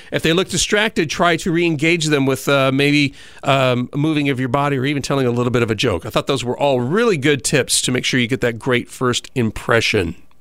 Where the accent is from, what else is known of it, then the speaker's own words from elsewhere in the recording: Southern California, United States; moved away; I come from Southern California